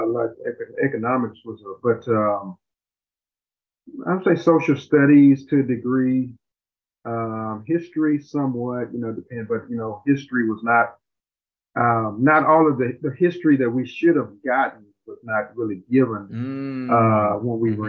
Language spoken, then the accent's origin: English; Houston, Texas, United States; also born or lived in Missouri City, Texas; growing up in Houston, we were the middle class area growing up